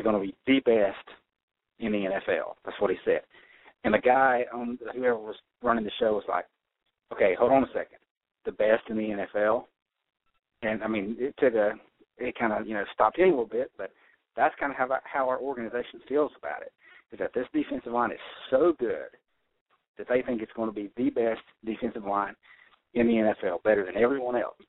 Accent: North Carolina, United States; I'm from North Carolina.

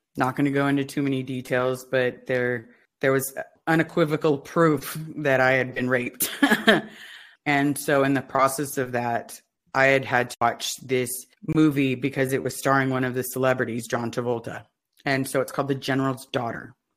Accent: Los Angeles, California, United States; I grew up in the Pac Base area, and that's where the blue buildings are in Los Angeles

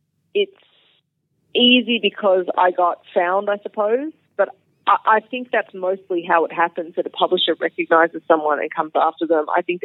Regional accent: Australia; now in Texas, United States; the longer that I'm away from Australia, the more there are people joining the scene that have no idea who I am

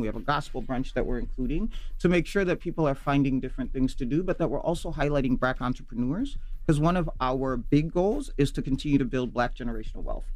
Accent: Nairobi, Kenya; also born or lived in Kisumu, Kenya / Minnesota, United States; now in United States; so I was born in Kisumu but I lived in Nairobi

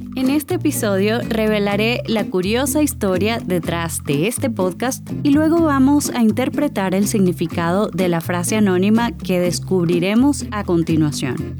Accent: Caracas, Capital District, Venezuela; accent: Caracas; now in Colombia; Soy de Venezuela, no sé si ya lo habrán notado por mi acento que es de Caracas.

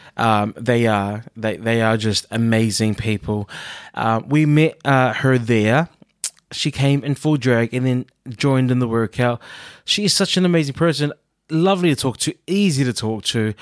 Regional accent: New Zealand; when I was growing up in New Zealand

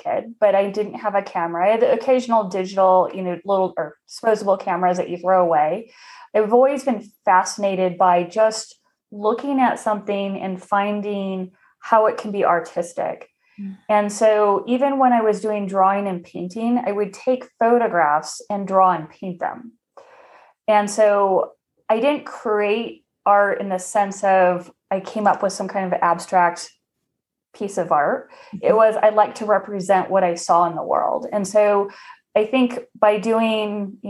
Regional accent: Arizona, United States; moved away as an adult; I grew up in Arizona, and I lived there for about 30 some years.

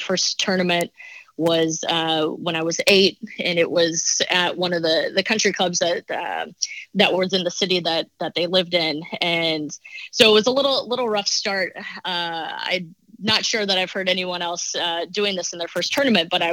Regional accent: South Dakota, United States; moved away; also born or lived in Massachusetts; Growing up in South Dakota, everyone kind of learns how to ice skate.

